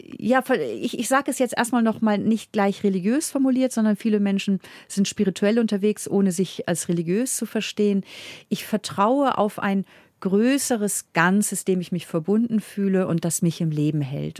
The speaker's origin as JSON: {"language": "German", "region": "Northern Germany", "country": "Germany", "also_born_or_lived": "Munich, Germany", "moved": "yes", "lives_now": "Vienna, Austria", "said": "Und ich als Norddeutsche habe aber, als ich hier auch gelebt habe in Bayern"}